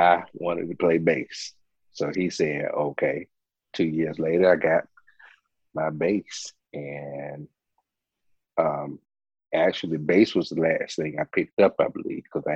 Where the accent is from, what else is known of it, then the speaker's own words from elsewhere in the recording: Rocky Mount, North Carolina, United States; I am from Rocky Mount, North Carolina, born and raised.